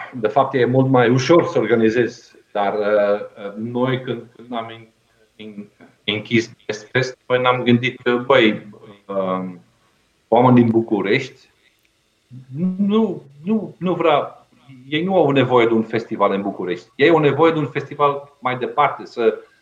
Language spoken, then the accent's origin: Romanian; Belgium; Romanian is a second language; moved away as an adult; now in Romania; am plecat din Belgia în 97